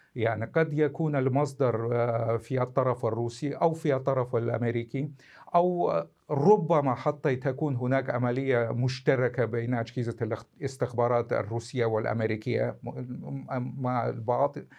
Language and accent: Arabic; Russia; أنا كمواطن روسي